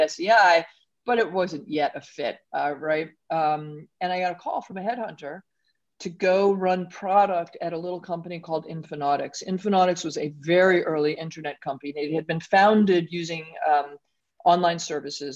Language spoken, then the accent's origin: English; New York City, New York, United States; I grew up in Brooklyn